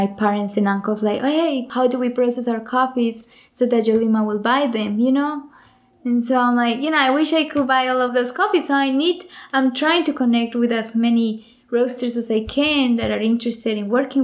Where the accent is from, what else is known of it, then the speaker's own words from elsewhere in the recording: Antioquia, Colombia; moved away; we're from Antioquia, so we'll be Antioqueños.